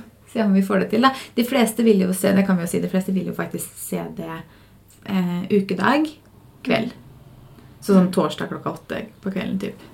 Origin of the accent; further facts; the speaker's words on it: Fredrikstad, Østfold, Norway; moved away; Jeg var jo hjemme i Fredrikstad